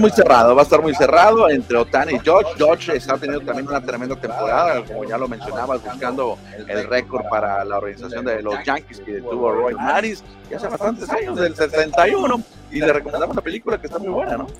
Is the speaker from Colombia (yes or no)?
no; Hermosillo, Sonora, Mexico; Privilegiado somos los sonorenses, ¿eh? los hermosillenses